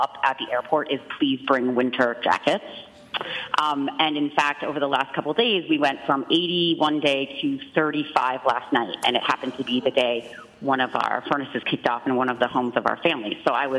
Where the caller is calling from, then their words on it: Rutland, Vermont, United States; I'm calling from Rutland, Vermont.